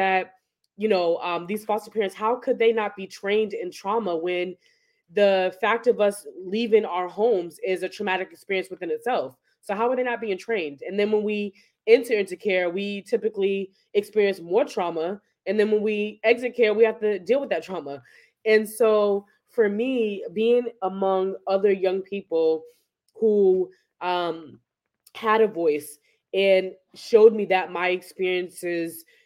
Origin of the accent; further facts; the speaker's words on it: Boston, Massachusetts, United States; also born or lived in New Jersey; I grew up in Boston